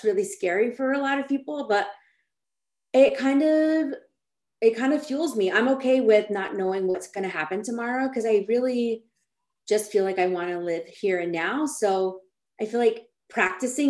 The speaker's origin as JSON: {"language": "English", "town": "Austin", "region": "Texas", "country": "United States", "tie": "born or raised there", "moved": "as an adult", "lives_now": "California, United States", "said": "I'm from Austin, Texas, but when I moved to California"}